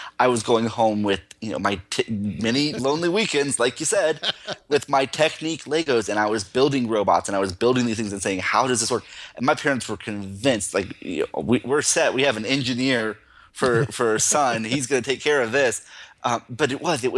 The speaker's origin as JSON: {"language": "English", "region": "Central Florida", "country": "United States", "tie": "born or raised there", "moved": "yes", "said": "I grew up in Central Florida, and I somehow moved away"}